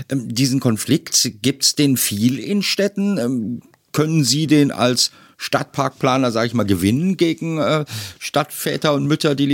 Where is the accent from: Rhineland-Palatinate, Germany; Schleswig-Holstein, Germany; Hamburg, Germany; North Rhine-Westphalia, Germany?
North Rhine-Westphalia, Germany; Die haben wir hier im Ruhrgebiet, wo ich herkomme, ja auch ganz viel.